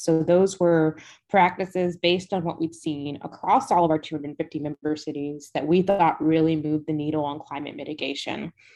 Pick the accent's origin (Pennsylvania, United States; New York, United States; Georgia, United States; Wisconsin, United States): Georgia, United States; Decatur; I will concede it was Decatur and not the city of Atlanta